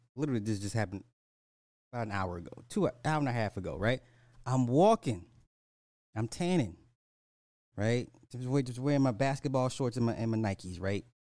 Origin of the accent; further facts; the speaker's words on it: United States; I'm an American.